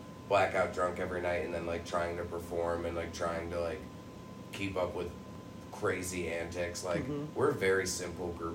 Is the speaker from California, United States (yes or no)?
no; New York, United States; I'm from New York